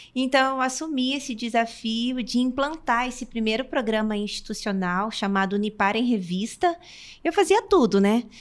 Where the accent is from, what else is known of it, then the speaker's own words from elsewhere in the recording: Umuarama, Paraná, Brazil; also born or lived in Londrina; eu sou nascida em Umuarama e a minha infância sempre então foi cercada desse contexto